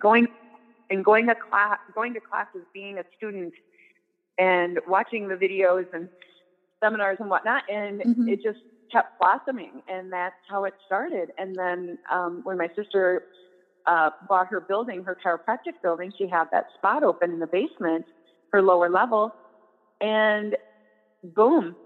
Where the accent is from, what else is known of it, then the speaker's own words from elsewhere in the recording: Prairie du Chien, Wisconsin, United States; now in La Crosse, United States; at the local high school in my hometown, Prairie du Chien